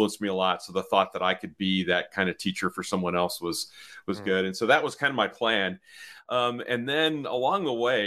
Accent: Chicago, Illinois, United States; I grew up here in the Chicago area

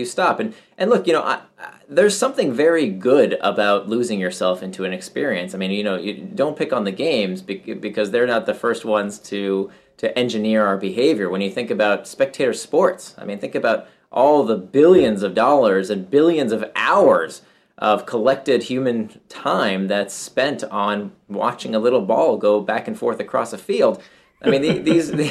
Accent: Central Florida, United States; I grew up in Central Florida and I was, you know, among very few immigrants.

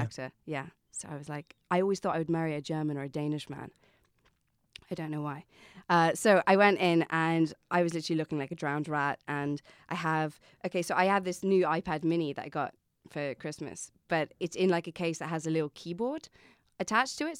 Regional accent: Saffron Walden, East of England, United Kingdom; moved away as an adult; also born or lived in Pittsburgh, United States / London, United Kingdom; now in Dublin, Ireland; I grew up in America, so I was born in Pittsburgh. My mum's American, and I lived there till I was nine years old. And then I moved to England

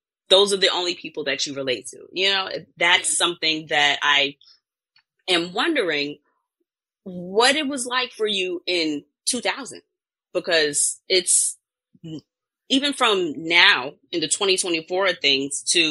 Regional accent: New York, United States; I'm from New York, so Virginia, D.C., Maryland, went to Florida

